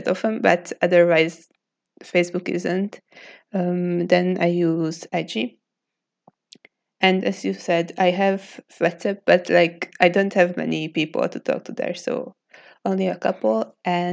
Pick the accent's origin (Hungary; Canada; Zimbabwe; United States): Hungary; from Hungary